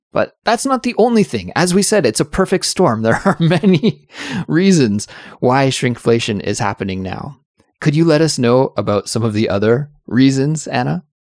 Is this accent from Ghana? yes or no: no; Canada; I'm from Canada